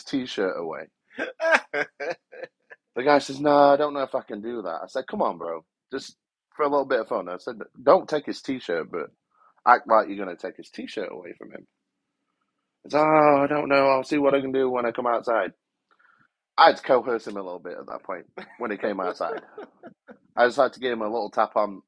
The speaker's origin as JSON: {"language": "English", "country": "United Kingdom", "moved": "as an adult", "lives_now": "United States", "said": "I'm genuinely from Great Britain"}